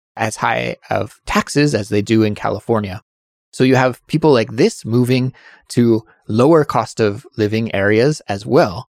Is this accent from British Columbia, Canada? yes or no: yes; Kelowna, British Columbia, Canada; my hometown of Kelowna